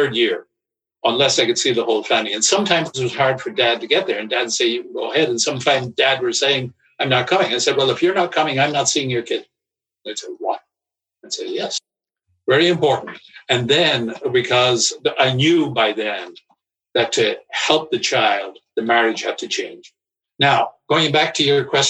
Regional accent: Ireland; I grew up in Ireland

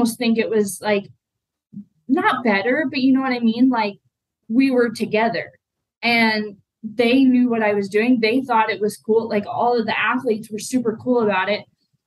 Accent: Arizona, United States; moved away; I was born and raised in Arizona

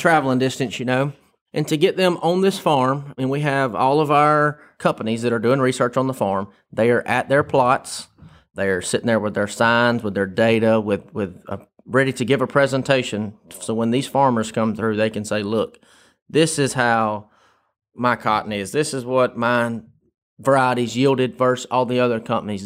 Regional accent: Tifton, Georgia, United States; Grew up on the Tift Turner line. I tell everybody I'm from Tifton

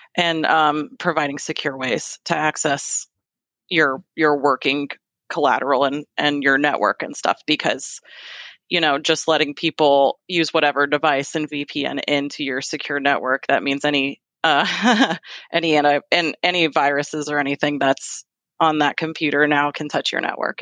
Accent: Fairfax, Virginia, United States; moved away as an adult; now in Kentucky, United States; I am a native Virginian. I was born in Fairfax, Virginia, and I, I grew up there.

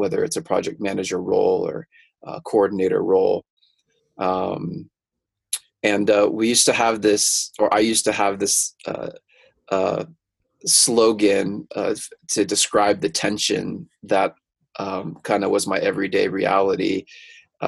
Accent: Mountain View, California, United States; I'm originally from Mountain View, California. That's like an hour south of San Francisco

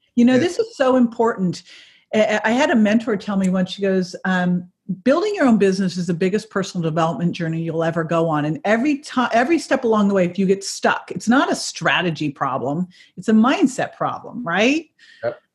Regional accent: California, United States; I'm I'm from California.

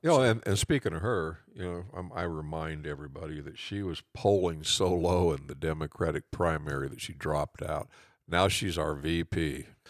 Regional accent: Norwalk, United States; my hometown, Norwalk

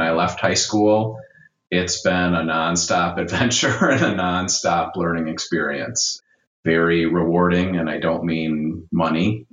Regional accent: Milwaukee, Wisconsin, United States; I'm from the city of Milwaukee uh, and grew up there

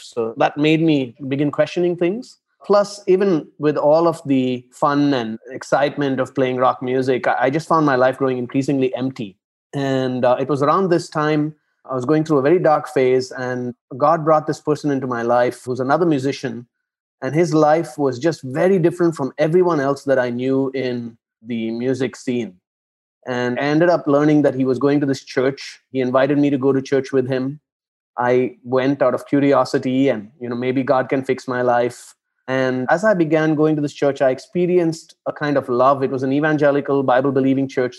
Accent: Chennai, Tamil Nadu, India; moved away as an adult; now in Abu Dhabi, United Arab Emirates; I am originally from Chennai in South India. It's a big city uh, there. And I grew up in Chennai

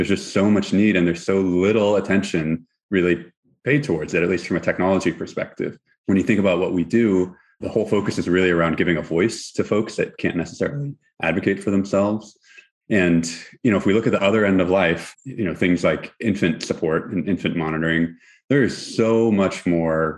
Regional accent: Houston, Texas, United States; now in Berkeley, United States; I'm from Houston, Texas, originally, and really feel like a Texan

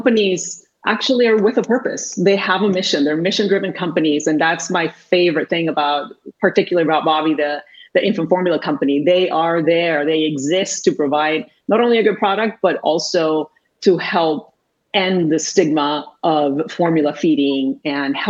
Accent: Puerto Rico; first language Spanish; English is a second language; moved away as an adult; I was actually born and raised in Puerto Rico. I am Puerto Rican.

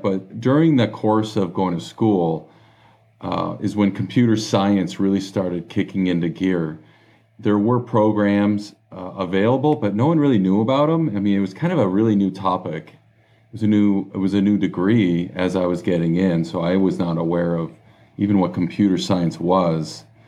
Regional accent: Los Angeles, California, United States; I was born and raised in Los Angeles. Um, Southern California, grew acro-, grew up across the street pretty much from the beach

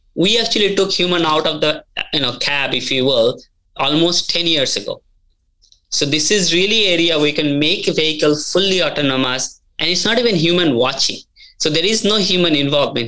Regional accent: India; moved away as an adult; now in United States; I grew up in India, came to US back in early 2000

